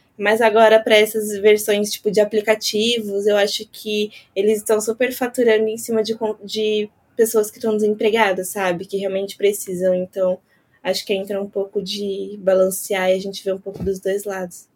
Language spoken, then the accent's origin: Portuguese; São Paulo, Brazil; eu sou de São Paulo